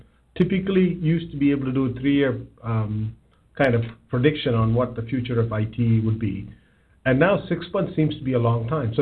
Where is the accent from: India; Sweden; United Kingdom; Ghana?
India; South India; moved away as an adult; also born or lived in Bangalore; now in United States; I grew up in south of India, one of the southernmost parts